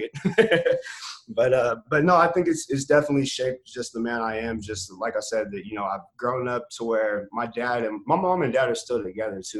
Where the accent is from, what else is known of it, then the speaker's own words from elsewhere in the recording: North Highlands, California, United States; I'm from North Highlands